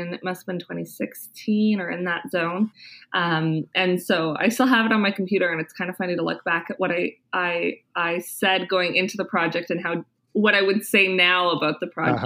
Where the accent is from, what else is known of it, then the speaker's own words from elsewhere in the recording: Kitchener-Waterloo, Ontario, Canada; moved away as an adult; also born or lived in Winnipeg, Canada; now in Ottawa, Canada; I'm originally from Kitchener-Waterloo, Ontario